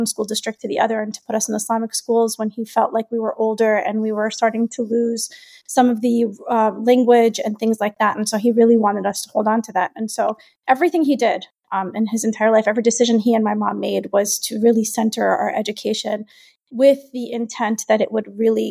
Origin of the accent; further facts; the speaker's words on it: New York City, New York, United States; we grew up in a very Palestinian home in Brooklyn